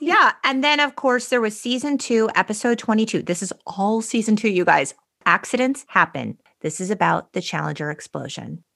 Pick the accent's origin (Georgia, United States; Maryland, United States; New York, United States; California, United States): California, United States; San Gabriel Valley; We grew up in the San Gabriel Valley